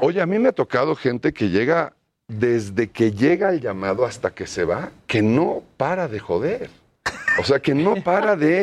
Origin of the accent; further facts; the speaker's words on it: Mexico City, Mexico; yo siempre viví toda mi infancia por el Hotel de México